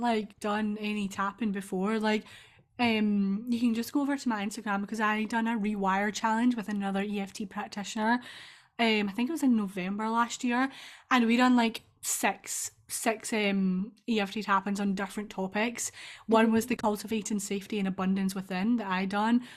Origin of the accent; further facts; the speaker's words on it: Scotland, United Kingdom; accent: Scottish; I'm Scottish